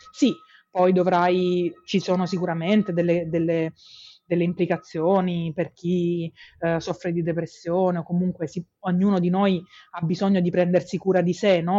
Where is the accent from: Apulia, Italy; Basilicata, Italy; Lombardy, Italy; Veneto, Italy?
Apulia, Italy; nelle regioni del sud Italia, da cui io vengo perché io sono pugliese